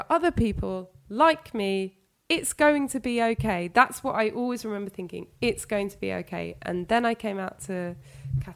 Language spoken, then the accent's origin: English; London, United Kingdom; I'm from London